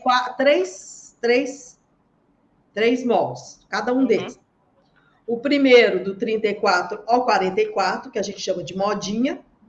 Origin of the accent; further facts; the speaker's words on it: Minas Gerais, Brazil; now in Santos, Brazil; eu sou de Minas Gerais, mas moro em Santos.